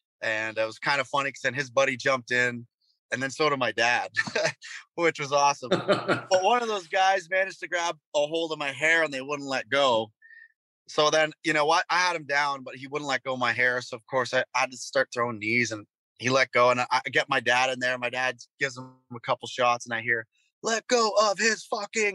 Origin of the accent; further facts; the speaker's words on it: North Bay, Ontario, Canada; I played this bar in my hometown, North Bay, Ontario